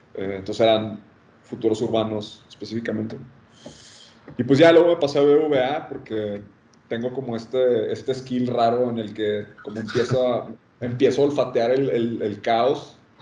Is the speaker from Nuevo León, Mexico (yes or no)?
yes; Monterrey, Nuevo León, Mexico; Soy de Monterrey.